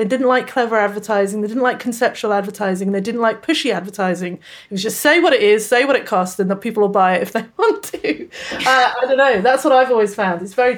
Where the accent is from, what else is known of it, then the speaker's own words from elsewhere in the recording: United Kingdom; moved away as an adult; also born or lived in England; now in Australia; I'm actually British, although I live in Australia.